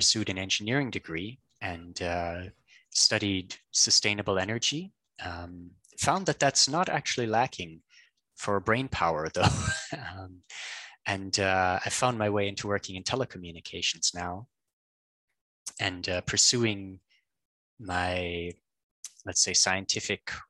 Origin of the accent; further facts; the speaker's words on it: Canada; I'm Canadian, and I worked in Alberta